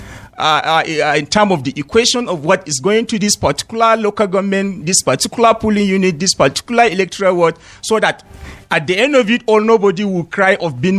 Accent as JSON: {"language": "English", "country": "Nigeria", "tie": "born or raised there", "said": "an ordinary man in Kwalimia, my hometown, where we do not have access to any network"}